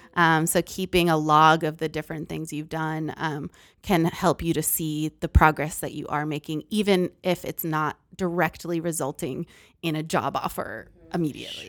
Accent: Massachusetts, United States; moved away as an adult; also born or lived in Philippines / Texas; I'm originally from Massachusetts, so I moved to Texas

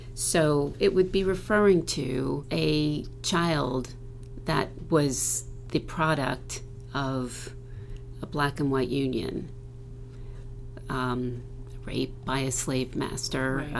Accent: New Jersey, United States; also born or lived in Morristown, New Jersey; When I was in middle school, we moved from South Jersey to um, Morristown, New Jersey

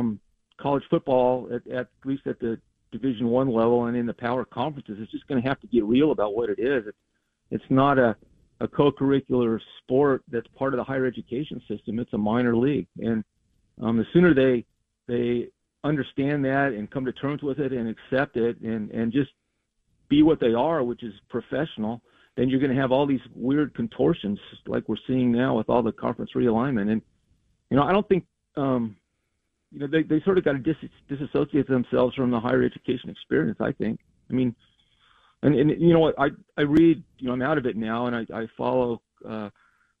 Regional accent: Colorado, United States; moved away; I grew up in Colorado

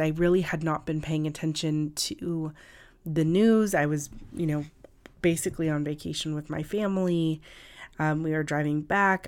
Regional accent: California, United States; now in New York City, United States; I'm from California originally, and I'm a native Californian

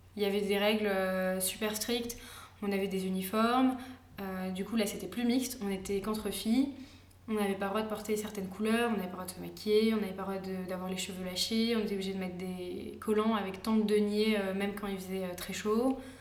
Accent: Paris, Île-de-France, France; moved away; also born or lived in Israel; je suis née en France, je pense pas avoir un accent juif pied noir euh, spécialement marqué

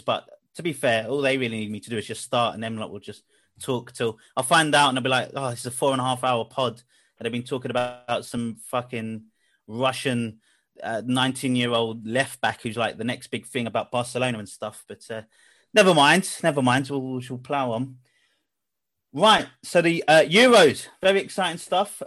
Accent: England, United Kingdom; we're all English

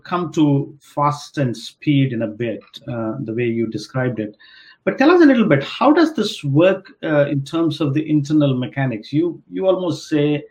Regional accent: India; I grew up in India

